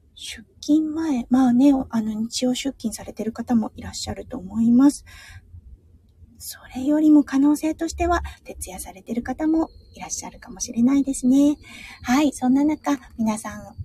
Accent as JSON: {"language": "Japanese", "area": "Tohoku", "region": "Iwate", "country": "Japan", "tie": "born or raised there", "moved": "yes", "said": "東北の岩手のあの、出身なんですが"}